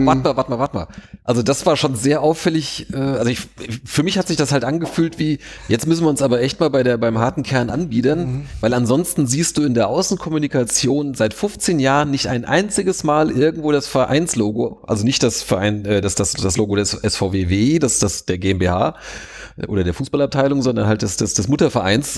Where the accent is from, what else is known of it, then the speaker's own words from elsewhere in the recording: Wiesbaden, Hesse, Germany; ich bin ja selbst Wiesbadener